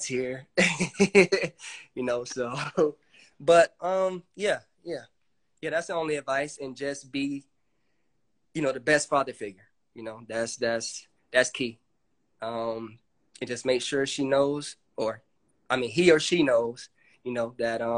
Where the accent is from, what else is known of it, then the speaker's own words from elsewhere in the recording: Fort Lauderdale, Florida, United States; I grew up in Fort Lauderdale, Florida